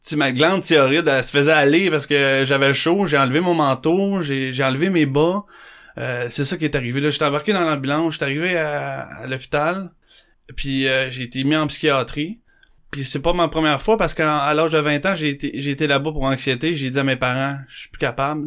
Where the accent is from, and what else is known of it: Candiac, Quebec, Canada; born or raised there; also born or lived in Montreal